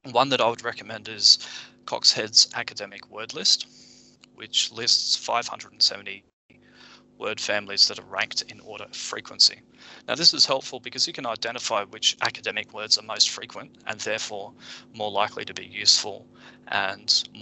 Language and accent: English; Japan; I grew up in Japan and spoke Japanese fluently as a child.